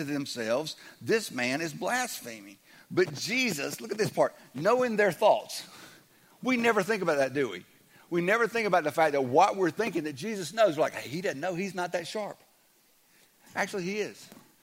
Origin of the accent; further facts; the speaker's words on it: the South, United States; I'm from the South